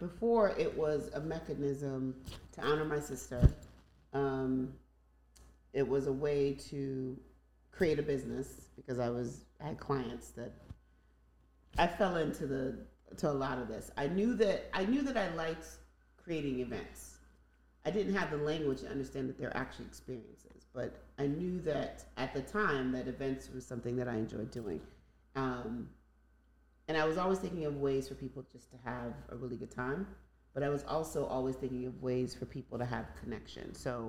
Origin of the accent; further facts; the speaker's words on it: Nigeria; Because I'm Nigerian and that's what we did.